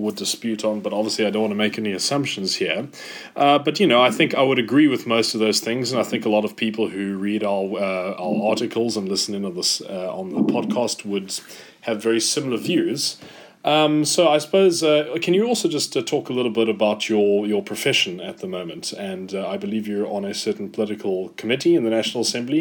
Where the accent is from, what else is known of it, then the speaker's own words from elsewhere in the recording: Cape Town, Western Cape, South Africa; moved away; I grew up in Cape Town